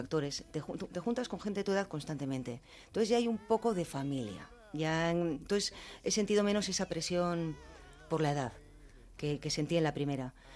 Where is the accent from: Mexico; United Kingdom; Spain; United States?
Spain; Basque Country; soy vasca